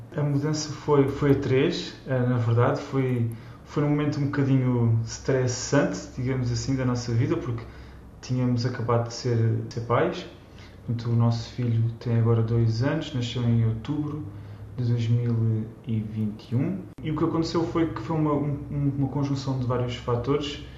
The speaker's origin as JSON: {"language": "Portuguese", "town": "Almada", "region": "Lisbon", "country": "Portugal", "tie": "born or raised there", "also_born_or_lived": "Germany", "moved": "as an adult", "lives_now": "Bern, Switzerland", "said": "eu sou de Nasci Almada, mas o meu pai é do Minho e a minha mãe é da Beira Baixa"}